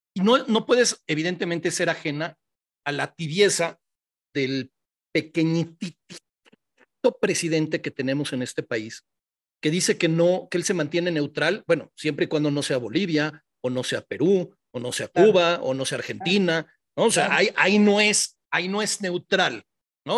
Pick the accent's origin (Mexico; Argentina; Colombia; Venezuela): Mexico; como pueblo mexicano